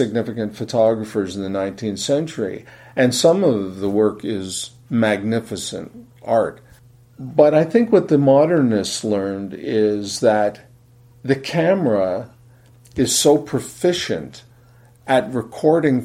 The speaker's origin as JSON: {"language": "English", "town": "Fort Erie", "region": "Ontario", "country": "Canada", "tie": "born or raised there", "said": "I grew up in Fort Erie, Ontario"}